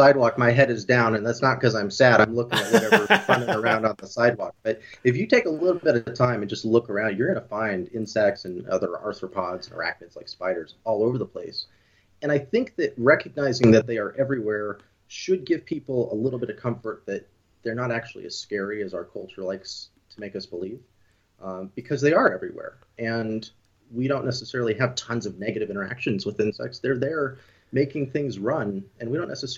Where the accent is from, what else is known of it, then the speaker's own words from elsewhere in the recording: Moscow, Idaho, United States; also born or lived in Colorado / Oregon; now in Bozeman, United States; I was raised in predominantly in Northern Idaho, a little bit in Oregon as well.